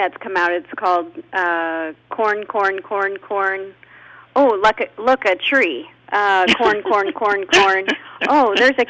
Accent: Iowa, United States; I'm from Iowa.

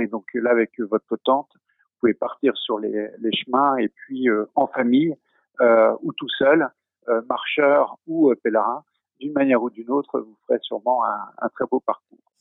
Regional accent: Tours, Centre-Val de Loire, France; je suis originaire de, de Tours

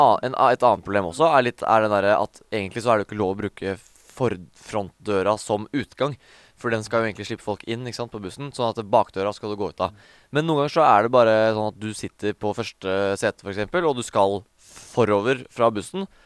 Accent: Norway; i Stor-Oslo, da, som eh, på en måte er der vi er fra

